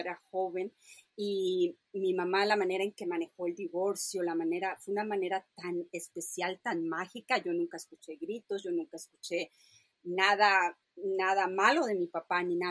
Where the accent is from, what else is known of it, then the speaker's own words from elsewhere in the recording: Mérida, Yucatán, Mexico; moved away; crecí, nací en Mérida, Yucatán